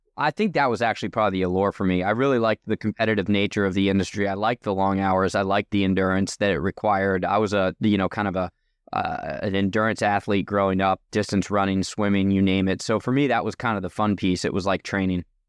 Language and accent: English; New Jersey, United States; also born or lived in Oregon; now in California, United States; I grew up in New Jersey, so far from a farm